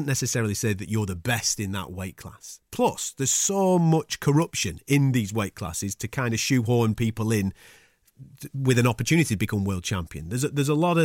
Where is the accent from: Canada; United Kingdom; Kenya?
United Kingdom; Blackburn, North West England; accent: Blackburn; my Blackburn accent